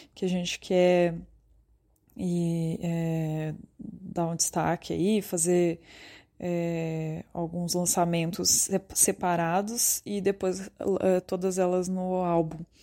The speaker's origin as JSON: {"language": "Portuguese", "town": "Ribeirão Preto", "region": "São Paulo", "country": "Brazil", "said": "eu e o João, a gente é de Ribeirão Preto, no interior de São Paulo"}